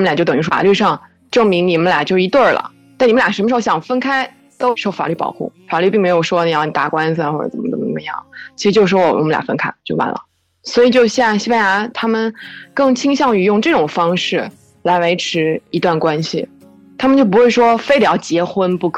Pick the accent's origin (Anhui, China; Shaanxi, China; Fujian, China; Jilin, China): Fujian, China; moved away as an adult; now in Barcelona, Spain; 我是福建人。